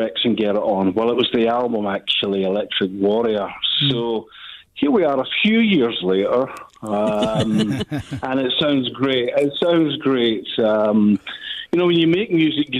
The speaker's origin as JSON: {"language": "English", "region": "Scotland", "country": "United Kingdom", "said": "being a Scotsman"}